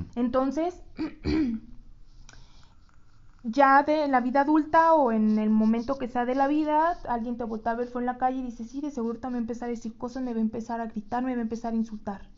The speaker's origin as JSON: {"language": "Spanish", "country": "Mexico", "said": "como todo mexicano"}